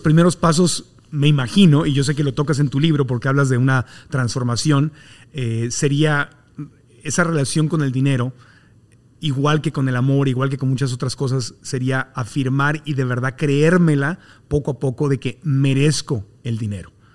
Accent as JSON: {"language": "Spanish", "town": "Tijuana", "region": "Baja California", "country": "Mexico", "tie": "born or raised there", "said": "un tijuanense como yo, en el mundo en que yo nací en Tijuana"}